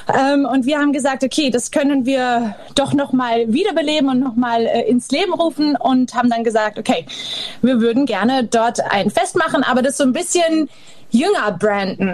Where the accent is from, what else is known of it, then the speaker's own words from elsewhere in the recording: the Saar, Rhineland-Palatinate, Germany; wir kommen von der Saar und nicht von der Mosel